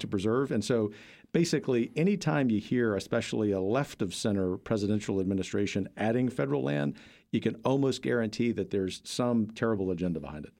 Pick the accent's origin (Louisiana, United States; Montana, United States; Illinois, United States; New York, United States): Louisiana, United States; South; moved away; I grew up in a mostly working class family in South Louisiana, the heart of Cajun country